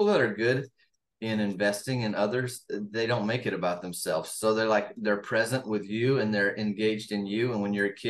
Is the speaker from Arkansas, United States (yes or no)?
yes; Arkansas, United States; now in Southern California, United States; I'm from Arkansas originally, but I live in Southern California.